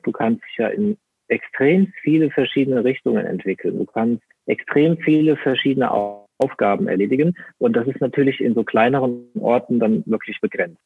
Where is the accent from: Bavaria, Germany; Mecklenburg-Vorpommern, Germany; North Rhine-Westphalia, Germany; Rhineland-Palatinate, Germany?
Rhineland-Palatinate, Germany; ich komme aus äh, Rheinland-Pfalz